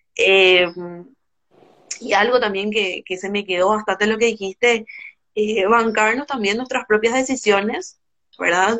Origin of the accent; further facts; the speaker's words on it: Paraguay; soy de Paraguay